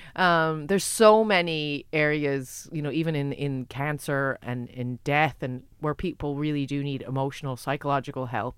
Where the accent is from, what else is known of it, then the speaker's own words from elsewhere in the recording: United States; now in Ireland; I'm American